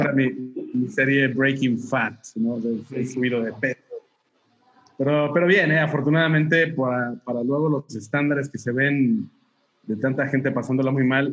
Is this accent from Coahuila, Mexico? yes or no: yes; Torreón, Coahuila, Mexico; also born or lived in Mexico City; now in Saltillo, Mexico; Yo soy de Torreón, pero estudié aquí en la universidad, entonces mis padres vivían aquí en Saltillo